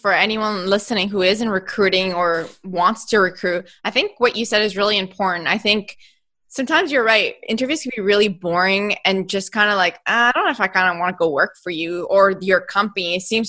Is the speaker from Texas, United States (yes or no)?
yes; Texas, United States; West Texas.